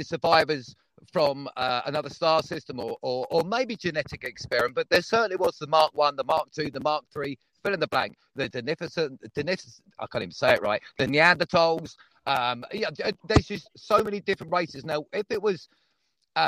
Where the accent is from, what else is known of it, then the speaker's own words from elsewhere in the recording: Devon, South West England, United Kingdom; I was born in Devon, but I am from Earth